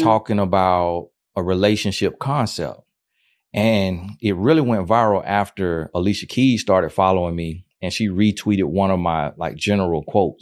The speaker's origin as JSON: {"language": "English", "region": "Florida", "country": "United States", "said": "I'm from Florida"}